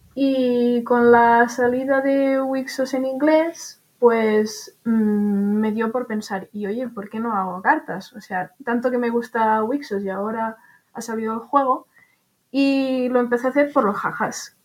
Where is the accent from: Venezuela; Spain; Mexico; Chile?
Spain; Barcelona, Catalonia; de Barcelona